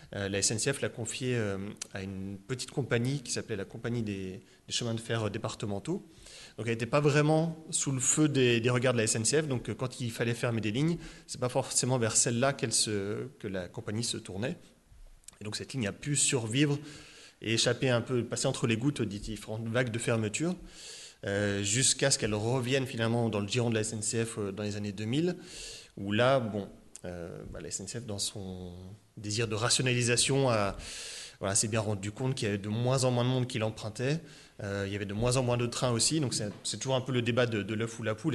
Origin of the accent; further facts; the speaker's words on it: Étang-sur-Arroux, Bourgogne-Franche-Comté, France; also born or lived in Le Creusot / Dijon / Auxerre; J'ai grandi, voilà. Donc je, je viens d'Étang-sur-Arroux, donc il y a un petit village de, Saône-et-Loire